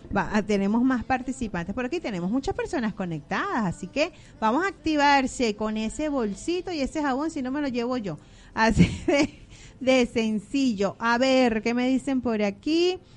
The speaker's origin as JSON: {"language": "Spanish", "country": "Venezuela", "moved": "yes", "lives_now": "Argentina", "said": "los venezolanos somos gente luchadora"}